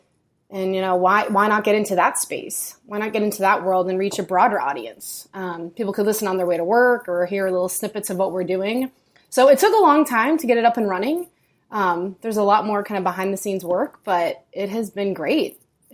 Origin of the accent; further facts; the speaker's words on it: New York, United States; born there; also born or lived in Virginia / California / Massachusetts; now in Austin, United States; So like Ricky, I'm kind of from all over. I was born in New York. We moved to Virginia, but I spent most of my life in California and Massachusetts.